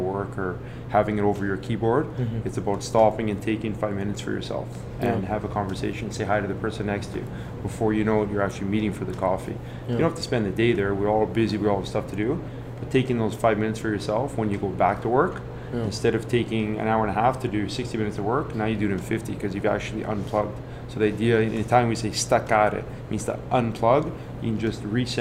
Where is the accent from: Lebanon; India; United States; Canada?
Canada; Edmonton, Alberta; also born or lived in Italy; I grew up born and raised in Edmonton.